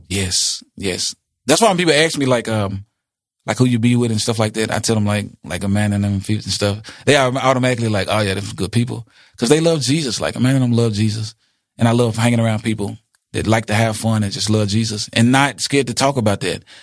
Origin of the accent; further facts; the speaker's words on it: Jackson, United States; Jackson, my hometown